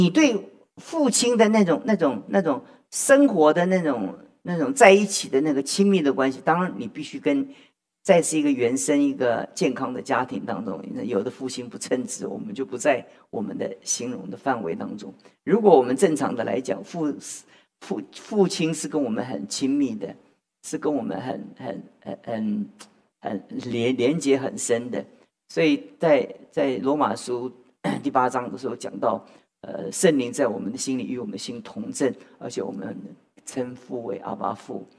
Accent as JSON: {"language": "Chinese", "country": "China", "said": "所以我们我们中国人的数学都不是太好，你知道吗？"}